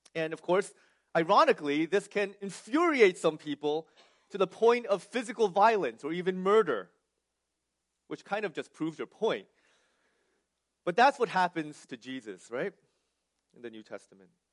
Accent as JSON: {"language": "English", "region": "New Jersey", "country": "United States", "tie": "born or raised there", "also_born_or_lived": "California", "said": "I was born and raised in New Jersey"}